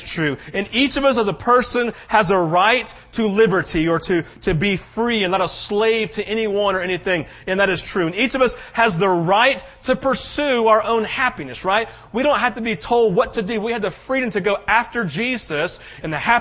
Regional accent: United States; as an American who loves his country

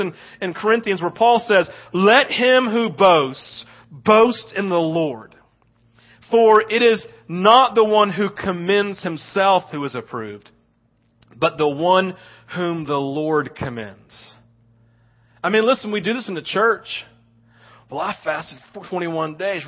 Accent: the South, United States; We live it growing up in the South

